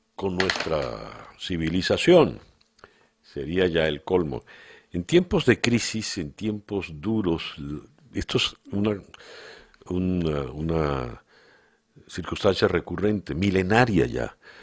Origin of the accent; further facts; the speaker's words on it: Venezuela; como venezolano